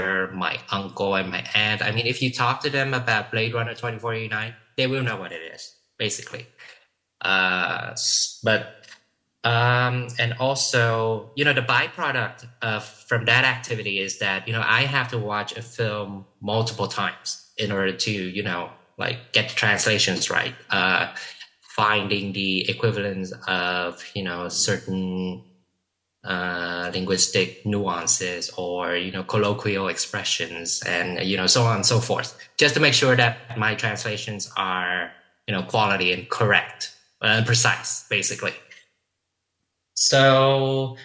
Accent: Vietnam; first language Vietnamese; English is a second language; also born or lived in Houston, Texas

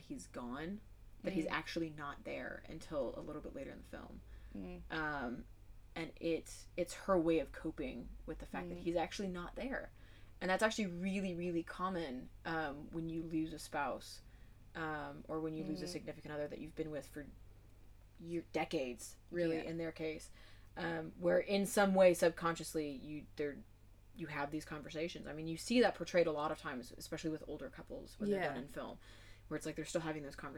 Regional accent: United States; I'm obviously from the States

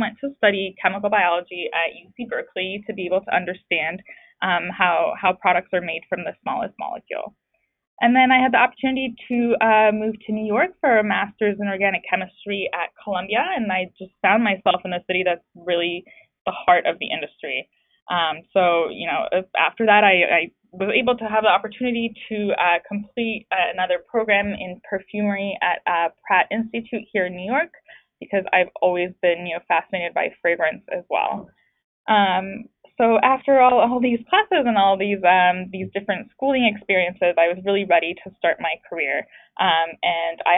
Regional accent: France; moved away; I grew up in France

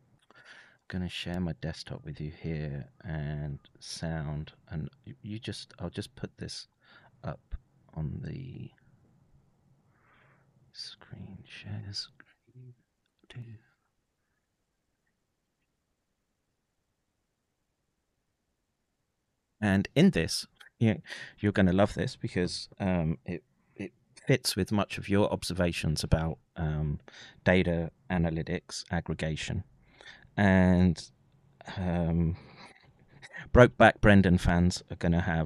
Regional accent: United Kingdom; born or raised there

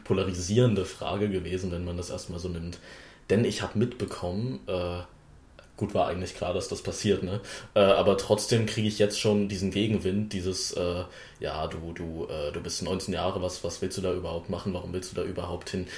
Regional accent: Wittenberg, Saxony-Anhalt, Germany; für die ich hier antrete und der ich auch geboren bin, vor äh, 19 Jahren

